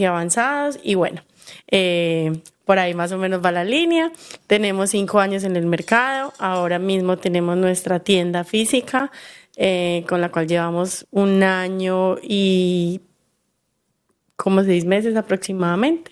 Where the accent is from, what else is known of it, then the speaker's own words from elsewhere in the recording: Colombia; soy colombiana